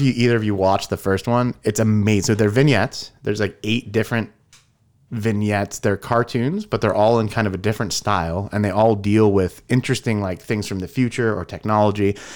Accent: California, United States; I grew up in California.

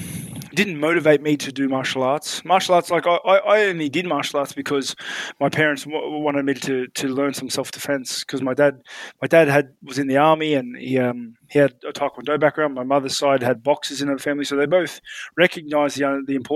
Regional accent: Australia; also born or lived in New Zealand; I was born in New Zealand, but like literally within a few months, I was moved to Australia and I was completely raised in Australia

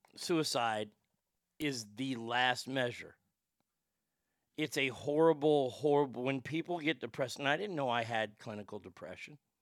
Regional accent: Dallas, Texas, United States; my hometown of Dallas, Texas

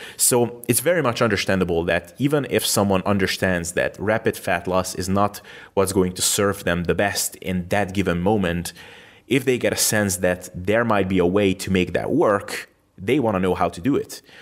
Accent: Hungary; moved away as an adult; also born or lived in Macedonia; my home country Hungary

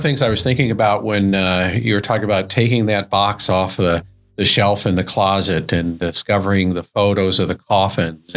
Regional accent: Colorado Springs, Colorado, United States; I grew up in Cragmore, which was built over abandoned coal mines

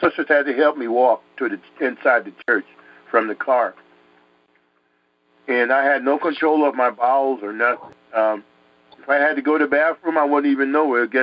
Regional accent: United States; also born or lived in Connecticut / Harlem, New York; where I grew up in Connecticut, New York and stuff, in the streets there in Harlem

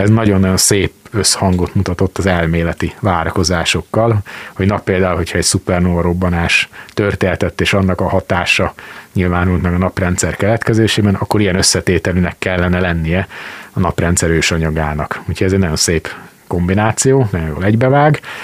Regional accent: Sopron, Győr-Moson-Sopron, Hungary; now in Szeged, Hungary; Az egyik szülővárosomról, Sopronról

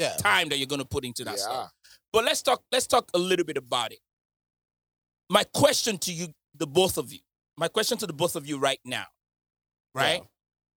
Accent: Nigeria; moved away; growing up in Nigeria

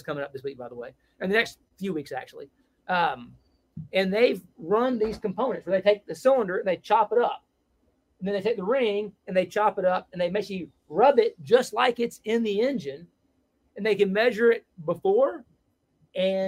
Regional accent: Mississippi, United States; I'm from Mississippi

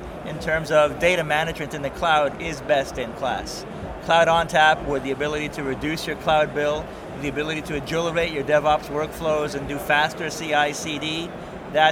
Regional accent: Canada; as a Canadian

